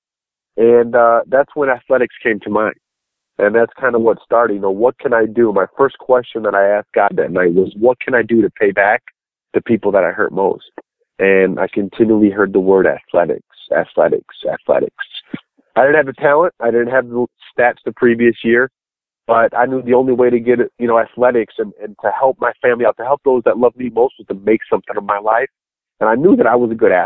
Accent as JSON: {"language": "English", "area": "just outside of Chicago", "region": "Illinois", "country": "United States", "tie": "born or raised there", "said": "I grew up just outside of Chicago, about 25 minutes to be exact from downtown"}